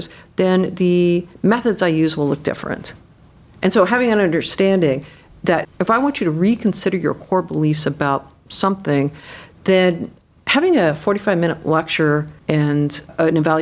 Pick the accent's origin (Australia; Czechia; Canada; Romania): Canada; now in United States; I grew up in Canada